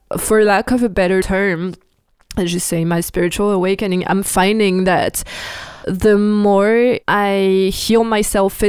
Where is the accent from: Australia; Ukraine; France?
France; English is a second language; I'm French, I'm not American, so and I sometimes have the pronunciation wrong